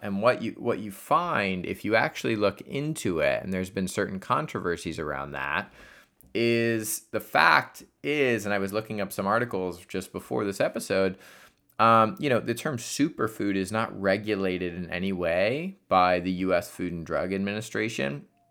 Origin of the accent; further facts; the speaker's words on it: Columbus, Ohio, United States; my hometown of Columbus, Ohio